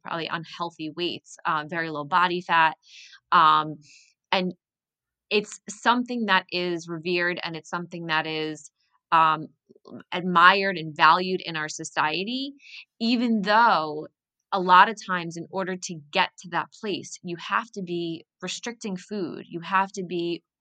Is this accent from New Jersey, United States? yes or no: yes; New Jersey, United States; moved away as an adult; now in New York City, United States; I was born and raised in New Jersey, but always knew I wanted to end up in New York City.